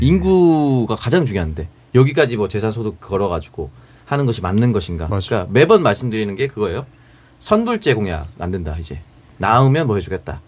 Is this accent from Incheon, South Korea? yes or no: no; Busan, South Korea; 저는 이제 부산 사상구 모라동에서 컸어요